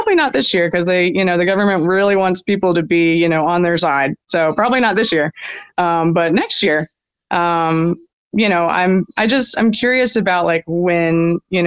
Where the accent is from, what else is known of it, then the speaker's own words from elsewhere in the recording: Birmingham, Alabama, United States; now in Moody, United States; I grew up in Birmingham, but it's right outside